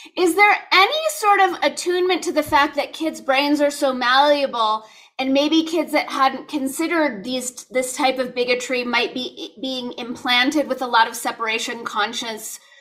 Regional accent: Los Angeles, California, United States; I grew up in Los Angeles, I'm a Cali kid

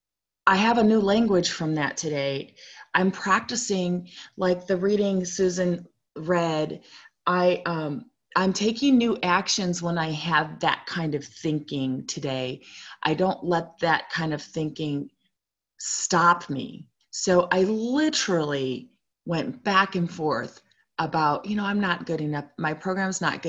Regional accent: Chicago, Illinois, United States; also born or lived in Provo, Utah; I was born in Provo, but I grew up primarily in Chicago, Illinois.

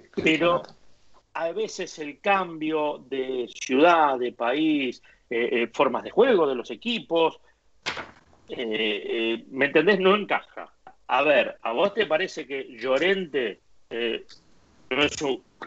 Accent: Argentina; moved away as an adult; also born or lived in Spain; now in Madrid, Spain

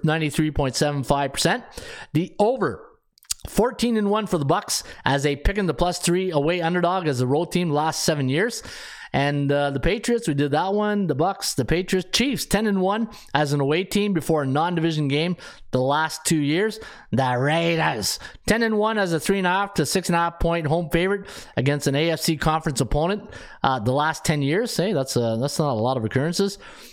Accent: Canada; I'm a Canadian guy

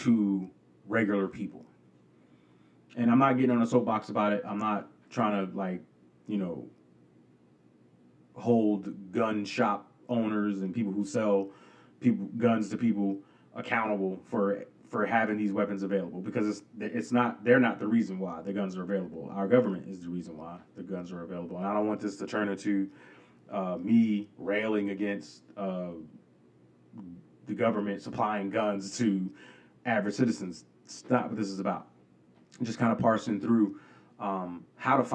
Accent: New York City, New York, United States; I remember growing up in New York, and it wasn't, you know, my parents didn't allow us to go to the two movie theaters in our location in Queens

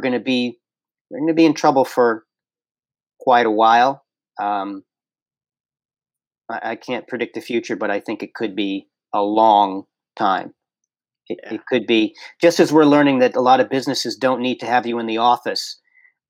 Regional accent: New York City, New York, United States; as a New Yorker

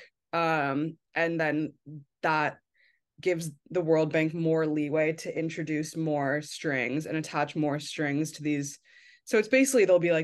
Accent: United States; moved away; as an American who's not living in the United States

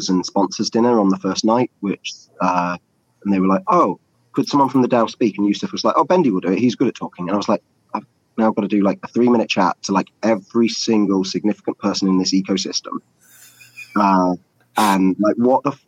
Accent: England, United Kingdom; I'm English

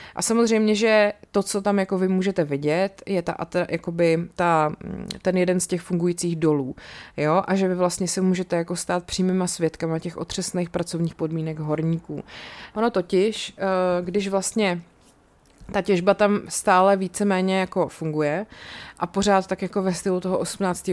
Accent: Czechia; asi jako průměrný Čech

